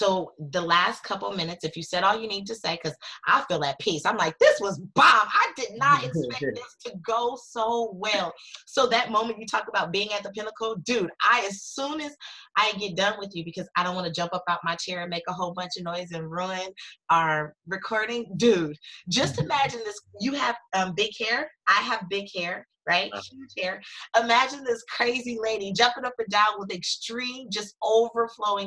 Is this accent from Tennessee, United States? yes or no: no; California, United States; also born or lived in New York; I'm from California, and I picked up one day and moved to New York and lived for 18 months.